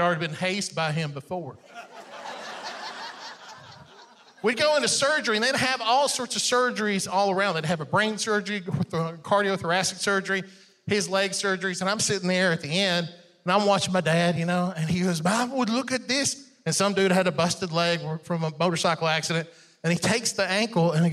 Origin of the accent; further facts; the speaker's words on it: Iran; English is a second language; moved away; I was born in Iran, and I learned English by watching these people that were dressed alike at the Cracker Barrel.